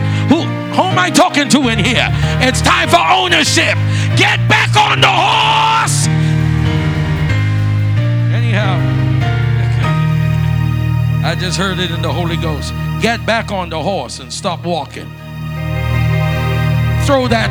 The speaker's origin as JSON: {"language": "English", "country": "Bahamas", "said": "I'm from the Bahamas, but I'm from the old school."}